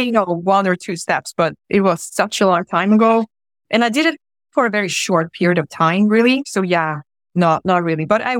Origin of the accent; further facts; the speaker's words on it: Gothenburg, Västra Götaland, Sweden; also born or lived in Croatia; I lived there for 3 months and I came to Sweden, to Gothenburg, at the age of 3 months. And I grew up in Sweden.